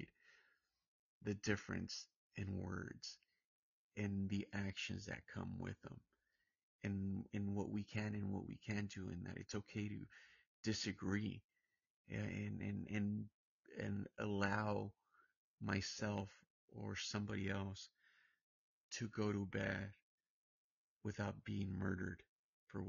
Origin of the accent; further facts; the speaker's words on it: Santa Ana, California, United States; now in Palm Springs, United States; I'm from Orange County. I'm from Santa Ana